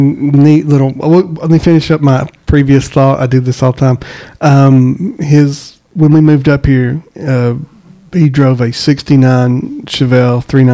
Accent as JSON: {"language": "English", "town": "Eglin Air Force Base", "region": "Florida", "country": "United States", "tie": "born there", "said": "So really, I was too. Where were you born? He said, I was born in Florida. Really? I was too. Which Air Force? I was born in Eglin."}